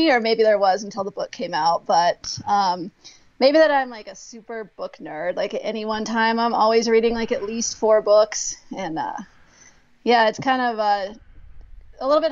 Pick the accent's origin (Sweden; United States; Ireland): United States; Aspen, Colorado; I grew up in Aspen, Colorado